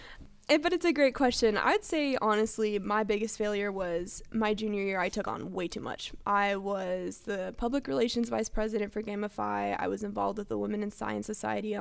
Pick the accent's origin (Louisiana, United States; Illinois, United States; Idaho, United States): Idaho, United States; Coeur d'Alene; also born or lived in California; I'm actually originally from California, but I moved to Idaho for fourth grade and on.